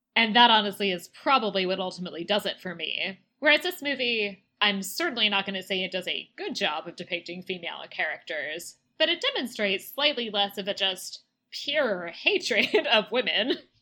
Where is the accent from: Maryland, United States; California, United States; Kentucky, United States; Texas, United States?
Maryland, United States; the state that I grew up